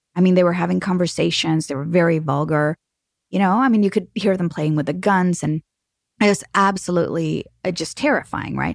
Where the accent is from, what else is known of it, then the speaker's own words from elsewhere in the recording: Mexico; I am from Mexico